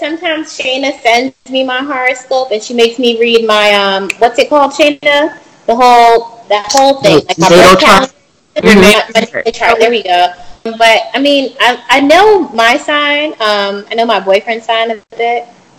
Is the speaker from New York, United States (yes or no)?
yes; New York City, New York, United States; now in San Diego, United States; I'm from New York City, but now I live in San Diego.